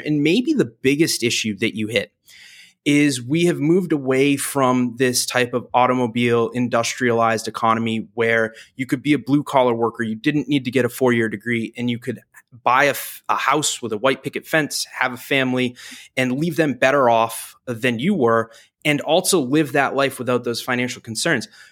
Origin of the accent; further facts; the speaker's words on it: New Hampshire, United States; now in Washington, D.C., United States; I grew up in New Hampshire